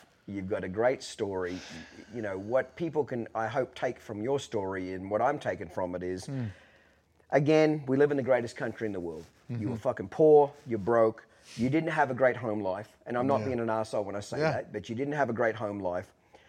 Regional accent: Australia; now in United States; Me being, you know, basically an immigrant, I came here as an Australian. I'm a citizen now.

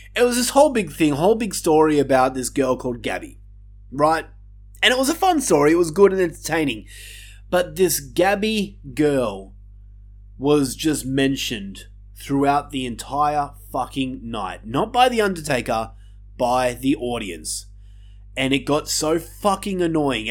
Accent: Australia; my home country of Australia

